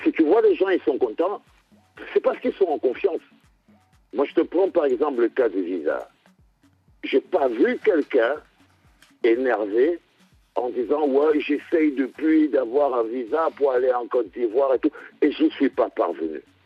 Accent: Cameroon; En tant que Camerounais

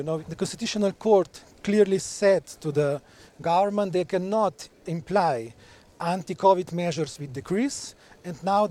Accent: Slovenia; I'm coming from Slovenia

